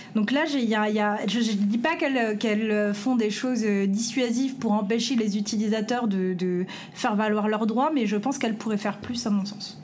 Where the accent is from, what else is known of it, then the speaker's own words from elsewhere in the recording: France; en tant que, pays français, en tant que Français, en tant que en tant qu'Européen